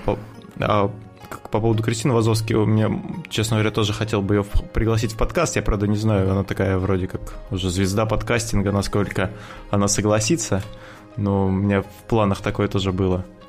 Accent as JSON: {"language": "Russian", "country": "Russia", "said": "мы находимся на юге от Москвы, где-то 500 километров"}